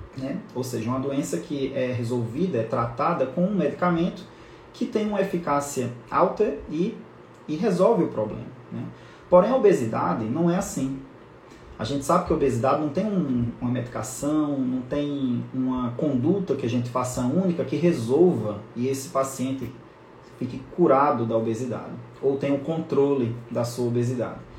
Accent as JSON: {"language": "Portuguese", "area": "lives in Natal", "region": "Northeast Region", "country": "Brazil", "said": "eu moro em Natal, sou nordestino, então a gente usa essa palavra emenda"}